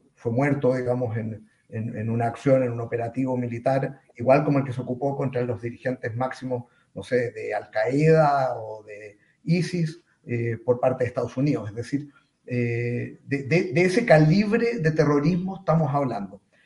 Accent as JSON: {"language": "Spanish", "country": "Chile", "said": "ciudadano chileno eh, de origen judío"}